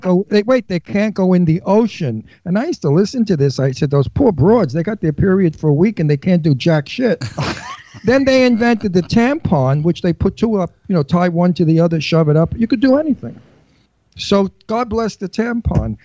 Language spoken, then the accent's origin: English; New York City, New York, United States; moved away; I came from Brooklyn